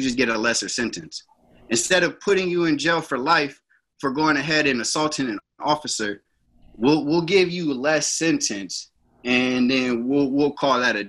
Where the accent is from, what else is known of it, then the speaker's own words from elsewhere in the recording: Sunnyvale, California, United States; now in Antioch, United States; I was raised in Sunnyvale, California.